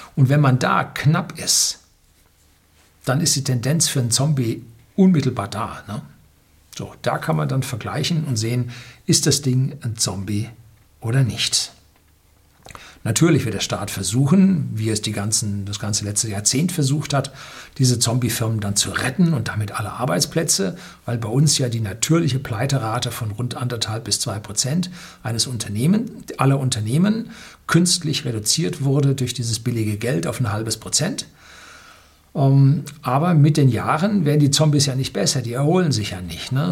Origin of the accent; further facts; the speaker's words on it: Germany; hier bei uns in Deutschland